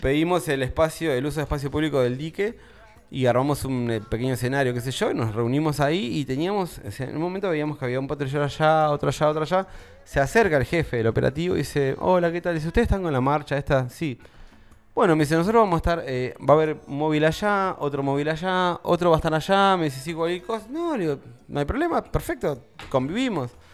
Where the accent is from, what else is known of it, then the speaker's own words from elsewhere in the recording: Buenos Aires, Argentina; now in Tandil, Argentina; De Buenos Aires